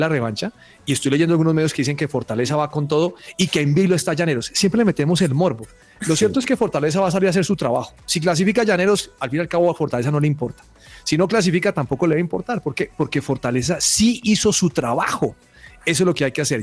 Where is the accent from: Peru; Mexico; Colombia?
Colombia